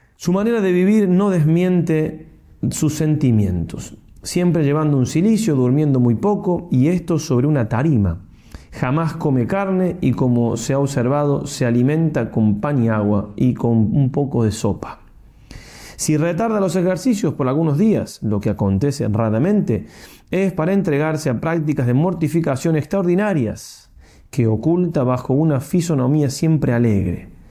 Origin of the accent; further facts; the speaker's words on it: Argentina; soy argentino